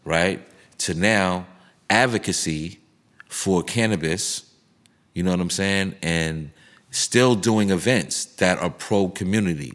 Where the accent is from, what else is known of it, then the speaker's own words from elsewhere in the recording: New York City, New York, United States; where we came from, growing up in Harlem, uptown, Broadway